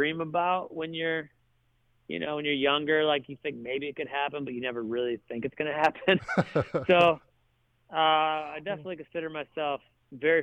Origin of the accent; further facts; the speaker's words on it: Toledo, Ohio, United States; moved away as an adult; now in Nashville, United States; when I was 16 at Toledo Christian School